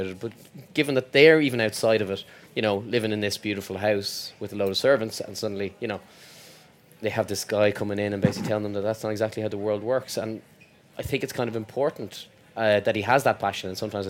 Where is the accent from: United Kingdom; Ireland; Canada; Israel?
Ireland; moved away; being Irish in the show is kind of important, given that the character's Irish